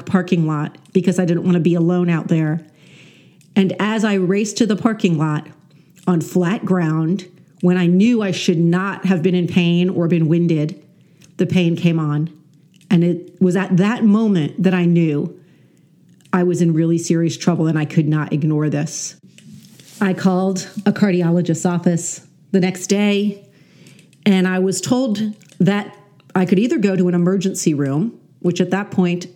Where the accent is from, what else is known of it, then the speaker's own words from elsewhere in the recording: New York, United States; I'm such a New Yorker